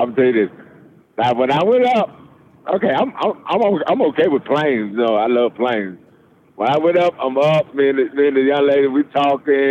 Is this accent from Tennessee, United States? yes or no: yes; Memphis, Tennessee, United States; now in Columbus, United States; born and raised in Memphis.